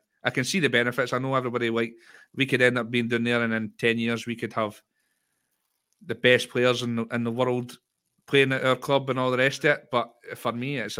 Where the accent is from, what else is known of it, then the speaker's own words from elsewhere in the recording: Scotland, United Kingdom; I'm a patriotic Scot.